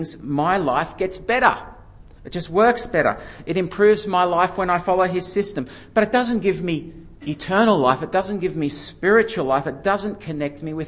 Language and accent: English; Yenda, New South Wales, Australia; moved away as an adult; I came back to Yenda